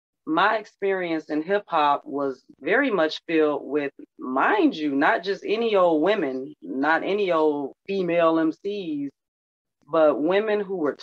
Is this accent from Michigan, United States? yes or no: yes; Detroit, Michigan, United States; I'm from Detroit